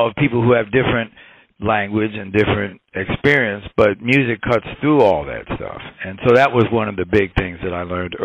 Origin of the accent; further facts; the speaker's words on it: New York City, New York, United States; I grew up in New York